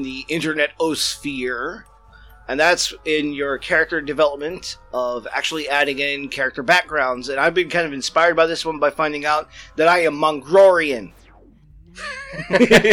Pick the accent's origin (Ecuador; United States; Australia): United States; We're Americans